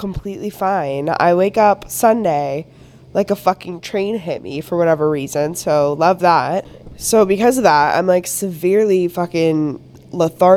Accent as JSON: {"language": "English", "country": "Canada", "said": "I'm Canadian"}